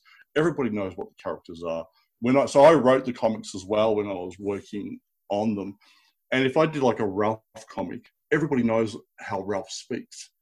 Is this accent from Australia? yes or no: yes; Melbourne, Victoria, Australia; I'm from Melbourne